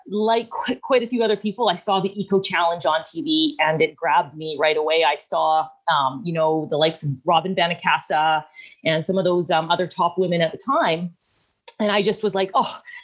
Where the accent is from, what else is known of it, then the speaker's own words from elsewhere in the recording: Vancouver Island, British Columbia, Canada; also born or lived in Squamish, British Columbia; I am hailing from Vancouver Island, the coast of British Columbia. So, I'm born and raised here